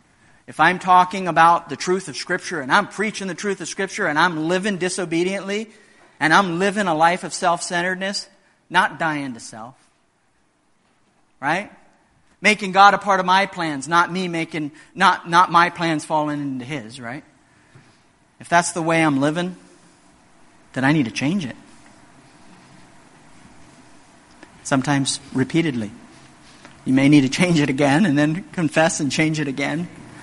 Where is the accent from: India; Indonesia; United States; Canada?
Indonesia; In many remote areas of the world, like where I grew up in Indonesia, salt is still very valuable.